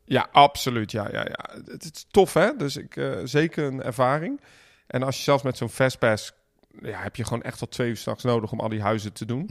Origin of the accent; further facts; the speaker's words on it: Netherlands; wij zijn Nederlanders